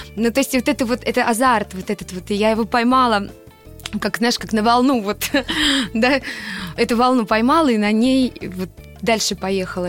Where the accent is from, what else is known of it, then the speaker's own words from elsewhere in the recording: Voronezh, Voronezh Oblast, Russia; в городе, где я родилась, в Воронеже